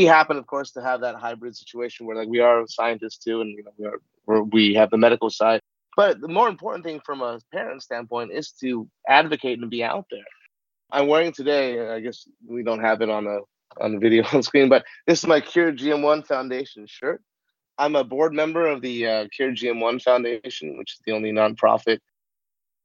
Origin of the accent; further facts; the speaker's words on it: Southern California, United States; I grew up in Southern California. I was a kid of Hollywood